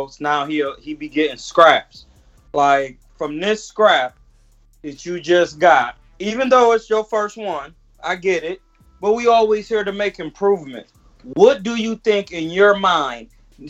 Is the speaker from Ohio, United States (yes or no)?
yes; Ohio, United States; Yeah. Like, I'm from Ohio.